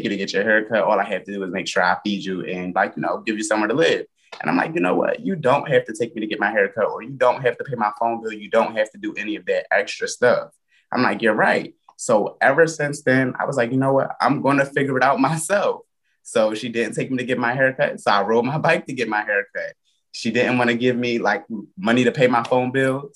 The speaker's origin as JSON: {"language": "English", "area": "Philadelphia area", "region": "Pennsylvania", "country": "United States", "tie": "born or raised there", "said": "I'm from Philadelphia, but I grew up in the county, like, most of my life, because I moved from Philly to the county"}